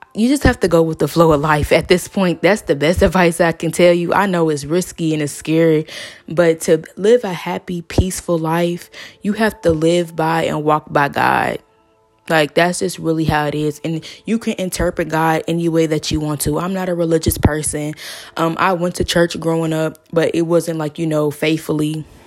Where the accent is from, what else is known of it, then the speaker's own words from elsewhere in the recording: Georgia, United States; now in Cincinnati, United States; I am from Georgia. Um, I moved to Cincinnati around two thousand nine, two thousand ten